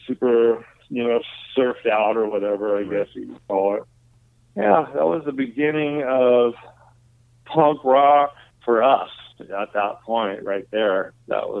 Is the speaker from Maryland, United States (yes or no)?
no; Santa Cruz, California, United States; I grew up in Santa Cruz. I moved up north, Northern California